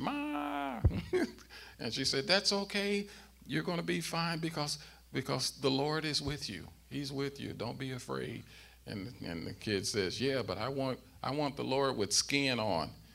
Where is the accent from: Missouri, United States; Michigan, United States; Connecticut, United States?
Missouri, United States; St. Louis; growing up in St. Louis